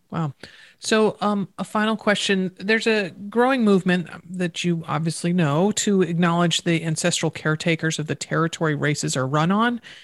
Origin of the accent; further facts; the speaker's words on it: East Coast, United States; I grew up on the East Coast